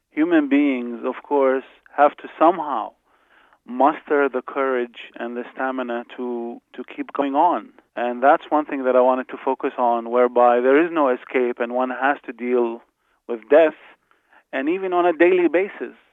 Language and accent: English; Iraq; moved away; Even though I left, but in a way, all Iraqis of my generation witnessed all of this.